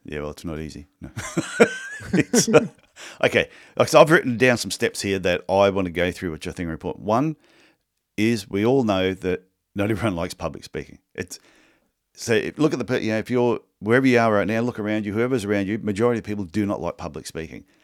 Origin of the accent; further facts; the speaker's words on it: Australia; I'm not Canadian, I'm Australian.